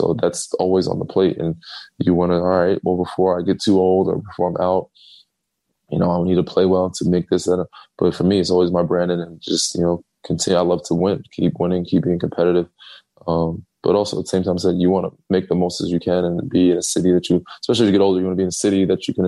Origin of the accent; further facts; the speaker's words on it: North Babylon, New York, United States; moved away; also born or lived in Chapel Hill, North Carolina / Texas; I do one in my hometown every year for the last, you know, 12, as many years I've been in the league, 12, 13 years in North Babylon, New York.